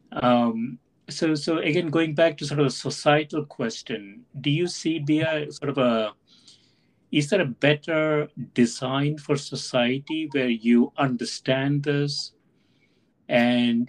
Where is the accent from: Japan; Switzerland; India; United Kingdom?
India; South India; moved away; I grew up in South India